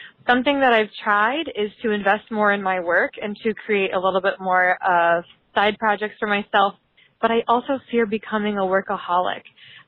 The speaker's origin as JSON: {"language": "English", "region": "Iowa", "country": "United States", "moved": "as an adult", "lives_now": "Minneapolis, United States", "said": "I am from Minneapolis. I actually am from Iowa, but I moved here about a year ago after graduating from college"}